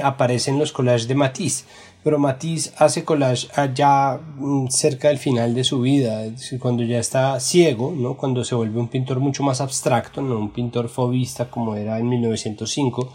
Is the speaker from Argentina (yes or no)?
no; Bogotá, Colombia; los rolos le llamamos a, al juego de pegarle un murito con una pelota de tenis con la mano